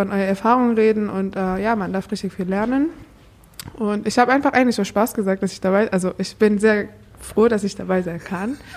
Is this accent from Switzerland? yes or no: no; Iran; now in Germany; Genau, ich komme eigentlich auch aus dem Iran. Ich bin erst seit zehn Jahren in Deutschland.